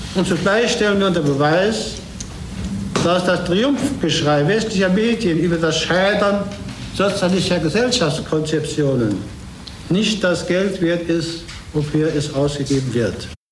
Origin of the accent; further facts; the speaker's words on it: near Frankfurt, Hesse, Germany; Ich bin ja in der Nähe von Frankfurt aufgewachsen